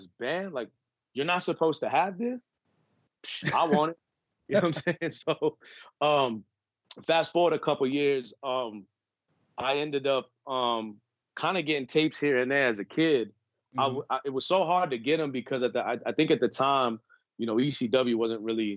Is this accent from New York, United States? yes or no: yes; New York City, New York, United States; I grew up on the East Coast, New York. Mm-hmm. As I mentioned earlier, I'm from Brooklyn